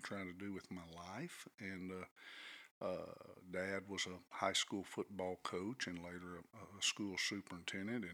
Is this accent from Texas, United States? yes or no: yes; Conroe, Texas, United States; also born or lived in Brady, Texas / Abilene, Texas; We moved to Conroe when I was in the first grade. Which was a wonderful one-school town, really a great place to grow up in. Attended schools in Conroe through my high school tenure